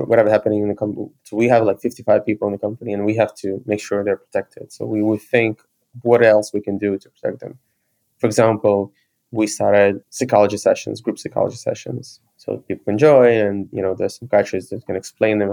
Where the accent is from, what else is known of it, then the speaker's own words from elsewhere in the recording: Ukraine; I was born in Ukraine and I lived in Ukraine most of my life